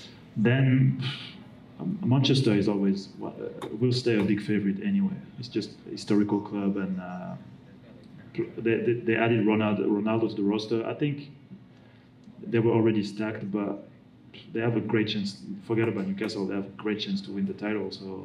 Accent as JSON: {"language": "English", "town": "Paris", "region": "Île-de-France", "country": "France", "tie": "born or raised there", "also_born_or_lived": "Bordeaux / England", "moved": "as an adult", "lives_now": "Charlotte, United States", "said": "Well, I'm from Paris, but I left Paris when I was 13. So then I went to Bordeaux"}